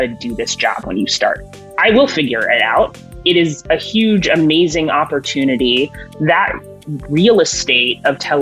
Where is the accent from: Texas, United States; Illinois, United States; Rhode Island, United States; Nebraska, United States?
Texas, United States; Houston; moved away as an adult; also born or lived in Washington; I grew up in Houston, Texas